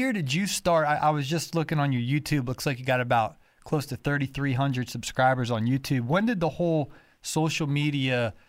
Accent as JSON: {"language": "English", "region": "Ohio", "country": "United States", "moved": "yes", "lives_now": "Georgia, United States", "said": "I live in Georgia, but I'm originally from Ohio, so I speak normal English."}